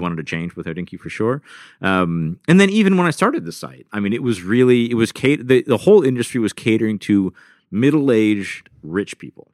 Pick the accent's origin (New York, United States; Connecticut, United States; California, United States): New York, United States; Rochester; I was born in Rochester, New York